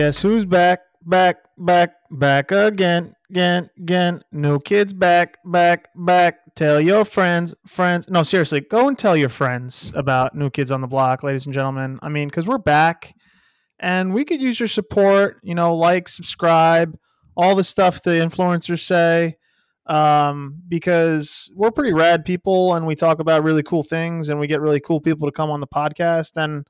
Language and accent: English; Alabama, United States; I am from Alabama. People didn't know.